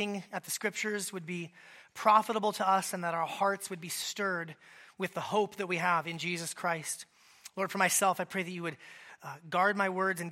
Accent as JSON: {"language": "English", "region": "Alaska", "country": "United States", "tie": "born or raised there", "moved": "yes", "said": "I grew up in Alaska."}